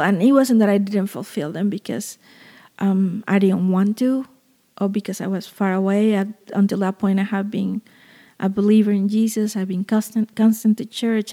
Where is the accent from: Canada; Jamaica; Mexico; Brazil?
Mexico; Veracruz; moved away; my hometown, which is Veracruz in southern Mexico